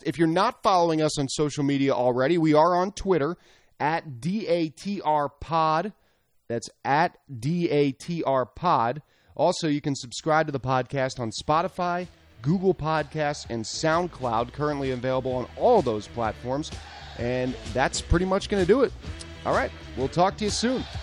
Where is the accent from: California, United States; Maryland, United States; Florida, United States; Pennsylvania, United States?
Pennsylvania, United States; Philadelphia; I grew up in Philadelphia